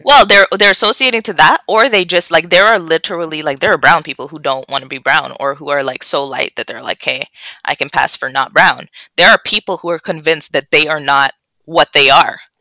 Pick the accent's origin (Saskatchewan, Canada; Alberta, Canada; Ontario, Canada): Ontario, Canada; Toronto; growing up in Scarborough